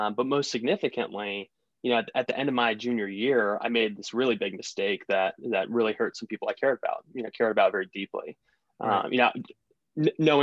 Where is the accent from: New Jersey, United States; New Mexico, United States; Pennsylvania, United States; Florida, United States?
Pennsylvania, United States; Southeast; moved away as an adult; also born or lived in New York; I was born in Southeast Pennsylvania, little small town outside Philadelphia